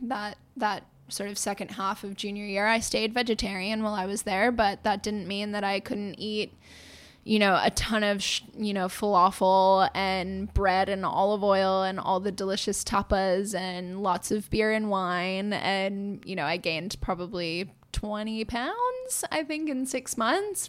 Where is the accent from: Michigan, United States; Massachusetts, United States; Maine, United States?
Massachusetts, United States; Lincoln; also born or lived in Melbourne, Australia; I grew up in Lincoln, Massachusetts